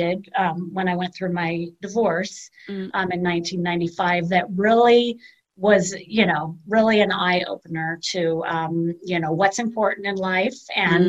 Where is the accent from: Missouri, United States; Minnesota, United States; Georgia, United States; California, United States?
California, United States; Palos Verdes; born and raised in the South Bay. My parents moved to Palos Verdes.